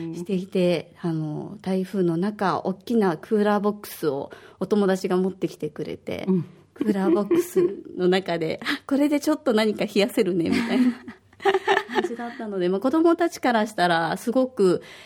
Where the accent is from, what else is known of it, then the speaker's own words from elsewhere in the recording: Osaka, Japan; moved away as an adult; now in Okinawa, Japan; 私は大阪出身で小学5年生と3年生の2人の子育て真っ最中です